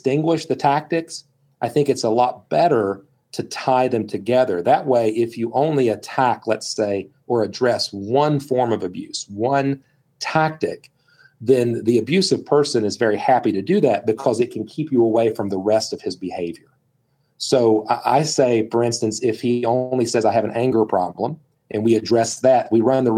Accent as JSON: {"language": "English", "region": "West Virginia", "country": "United States", "said": "I'm from West Virginia."}